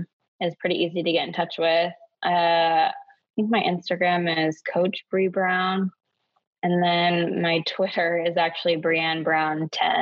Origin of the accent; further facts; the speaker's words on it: Germany; also born or lived in Hawaii, United States / Uzbekistan / Ukraine / North Macedonia; So I grew up over in Europe, in Germany, Uzbekistan, Ukraine, Macedonia. So yeah, I didn't grow up in the States.